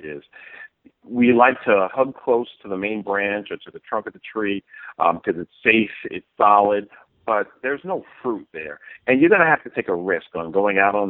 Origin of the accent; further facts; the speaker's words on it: New York City, New York, United States; moved away as an adult; born and raised in Queens, New York